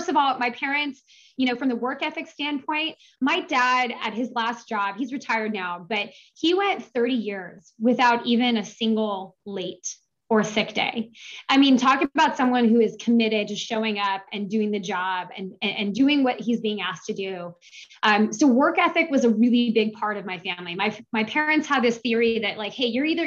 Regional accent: Seattle, Washington, United States; moved away as an adult; I grew up in Seattle, Washington

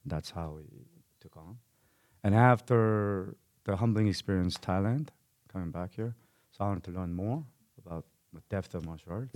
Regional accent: South Korea; now in Calgary, Canada; I'm, I'm Korean and born and raised in Korea

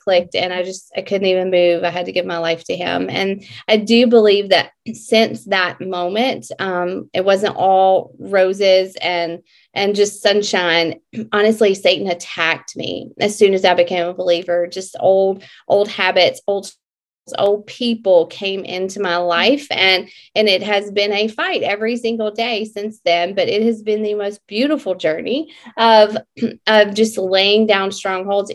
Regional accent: Mississippi, United States; I am from Mississippi

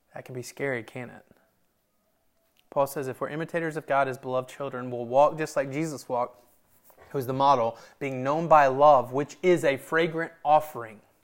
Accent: Memphis, Tennessee, United States; we're from Memphis

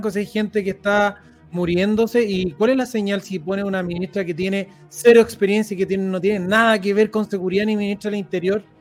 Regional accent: Chile; yo además me siento chileno.

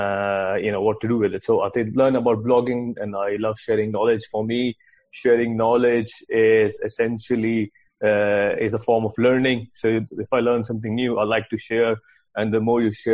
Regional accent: Pakistan; moved away as an adult; also born or lived in Sweden / United Kingdom; I'm originally from Pakistan. I did my engineering degree back home

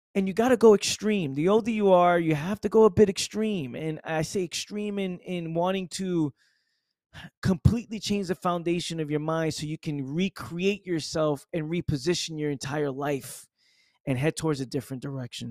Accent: New York City, New York, United States; my accent, you know, growing up in the Bronx, being in the hood

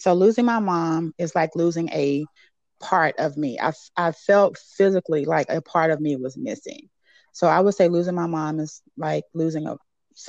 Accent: Palestine, Texas, United States; I'm the daughter of Sandra. I'm originally from East Texas, Palestine, and I am a diehard Texan too

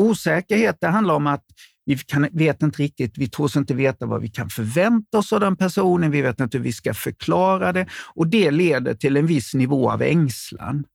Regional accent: Småland, Sweden; ni träffar mig som smålänning

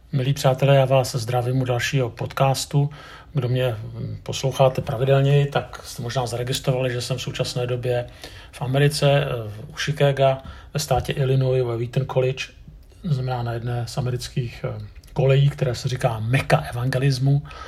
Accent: Prague, Czechia; jsem Pražák

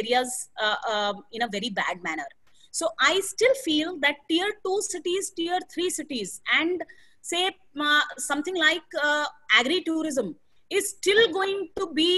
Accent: Bihar, India; I hail from Bihar

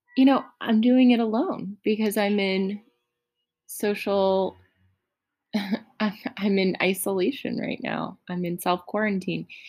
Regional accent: United States; I'm so American

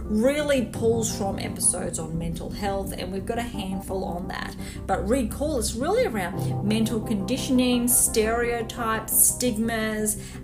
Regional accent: Gold Coast, Queensland, Australia; I am based on the sunny Gold Coast

